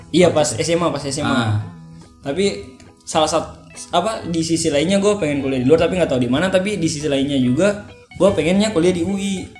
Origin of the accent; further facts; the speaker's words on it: Ternate, North Maluku, Indonesia; moved away as an adult; now in Jakarta, Indonesia; gua tuh asal dari Ternate